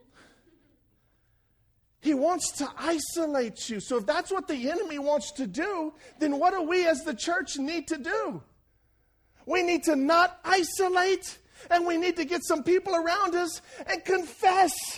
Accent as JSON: {"language": "English", "town": "Franklin", "region": "Louisiana", "country": "United States", "moved": "yes", "said": "I'm a boy from Franklin, Louisiana"}